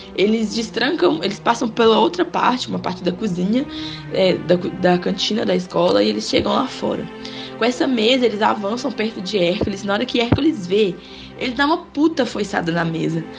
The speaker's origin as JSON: {"language": "Portuguese", "town": "Dionísio", "region": "Minas Gerais", "country": "Brazil", "tie": "born or raised there", "said": "na minha cidade natal. Lá é um lugar bem pequeno, assim, no é interior de Minas Gerais, só existe 7 mil votantes. Ela chama Dionísio"}